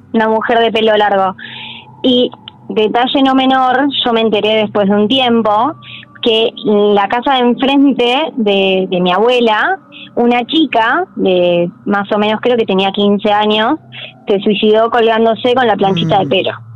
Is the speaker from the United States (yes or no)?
no; General San Martín, Buenos Aires Province, Argentina; Yo soy de General San Martín, de Zona Norte